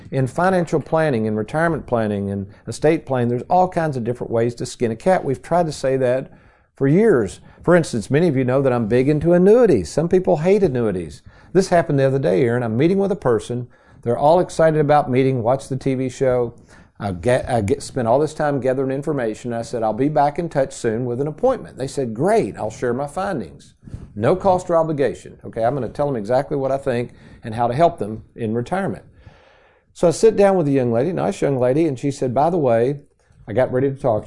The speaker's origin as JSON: {"language": "English", "town": "Lexington", "country": "United States", "tie": "born or raised there", "said": "as a kid growing up in Lexington"}